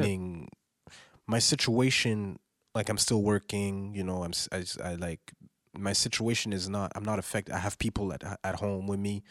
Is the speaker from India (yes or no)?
no; Montreal, Quebec, Canada; I was raised on music from the South, and I'm from Montreal